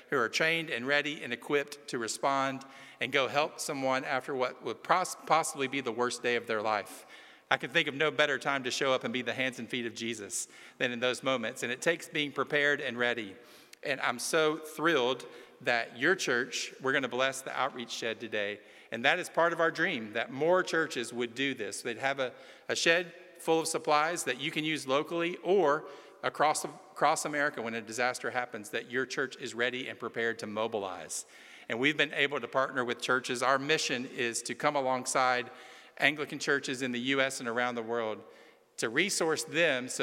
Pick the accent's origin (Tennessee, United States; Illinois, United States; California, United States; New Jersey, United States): Tennessee, United States; just outside of Chattanooga; I'm from Tennessee. I'm from just outside of Chattanooga